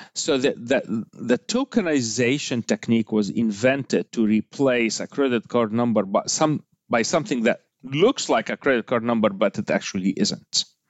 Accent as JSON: {"language": "English", "country": "Egypt", "tie": "born or raised there", "moved": "yes", "said": "I grew up in Egypt, so I'm Egyptian by heritage"}